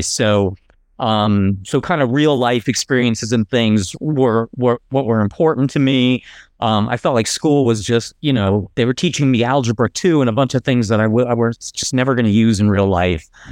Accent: New Jersey, United States; moved away; I grew up in New Jersey

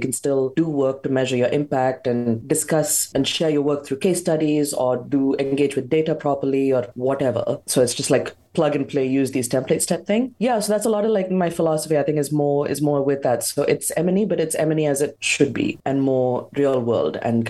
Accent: India; also born or lived in Europe; now in United Kingdom; my life experience of being Indian, growing up in Europe, living and working in the UK

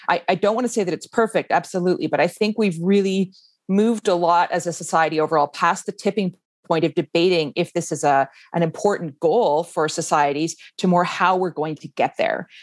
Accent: Canada; moved away as an adult; now in Iceland; foreign born, like I am, I grew up in Canada

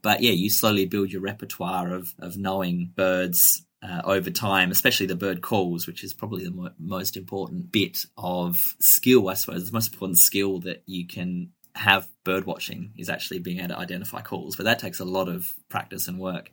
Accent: Adelaide Hills, South Australia, Australia; I grew up in the Adelaide Hills, um, which is a slightly less urbanized area just outside of Adelaide.

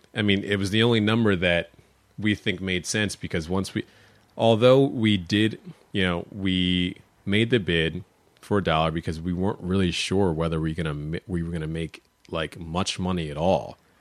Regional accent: Upper Dublin, Pennsylvania, United States; also born or lived in Elkins Park, Pennsylvania / Melrose Gardens / South Philadelphia; now in Philadelphia, United States; I grew up first in Al, you know, in Elkins Park, Luma Gardens, and then we moved out to the suburbs

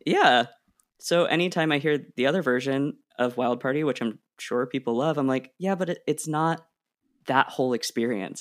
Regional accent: Oregon, United States; moved away; I grew up in Oregon

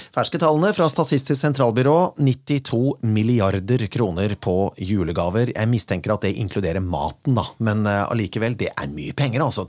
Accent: Kongsberg, Buskerud, Norway; now in Vestlandet, Norway; min hjemby Kongsberg

